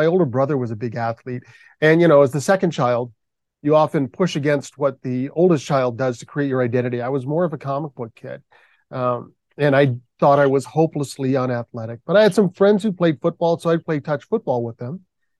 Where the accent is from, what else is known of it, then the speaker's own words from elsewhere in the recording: Michigan, United States; I had a love for the Detroit Tigers when I was a boy growing up in Michigan.